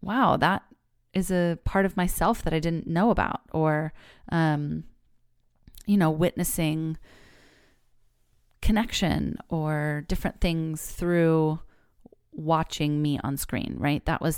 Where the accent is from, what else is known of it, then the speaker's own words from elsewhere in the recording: California, United States; also born or lived in New York; So I am a fifth generation Californian. I was born here in the Bay Area and was raised here. I went away to college in New York, but I've lived every other years of my life here in California.